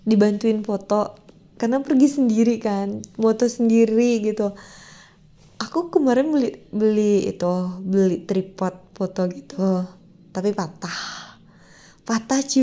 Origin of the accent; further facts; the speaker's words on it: Pekanbaru, Riau, Indonesia; saya sebagai warga Pekanbaru Riau Medan Sumatera Utara itu kan tetanggaan kan